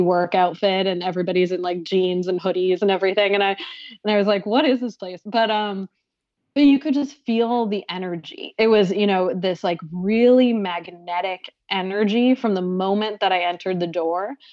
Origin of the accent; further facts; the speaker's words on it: Boston, Massachusetts, United States; now in New York City, United States; I live in New York City now, but I'm from the Boston area